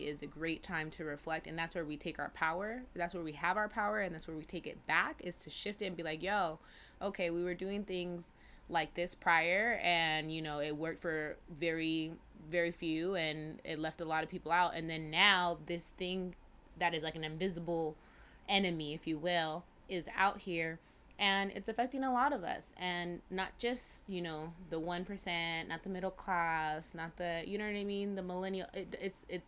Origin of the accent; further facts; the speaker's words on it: California, United States; growing up in Cali